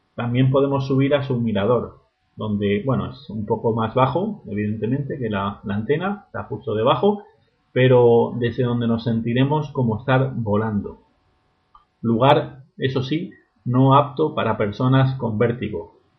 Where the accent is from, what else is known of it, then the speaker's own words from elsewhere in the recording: Murcia, Region of Murcia, Spain; also born or lived in Berlin; Murcia, que es la ciudad de donde, de donde soy